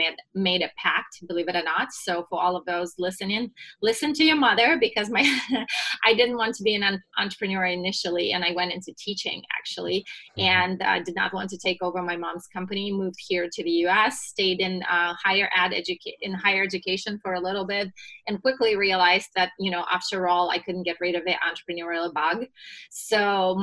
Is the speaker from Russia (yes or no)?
yes; Russia; moved away as an adult; now in United States; I was born and raised in Russia and moved to the US right before I turned 21.